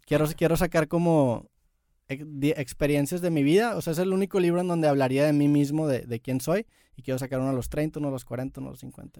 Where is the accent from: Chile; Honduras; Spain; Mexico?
Mexico; Nosotros como mexicanos